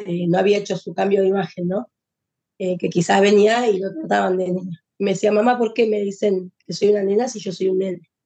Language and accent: Spanish; Buenos Aires, Argentina; Nosotros somos de Argentina, de Buenos Aires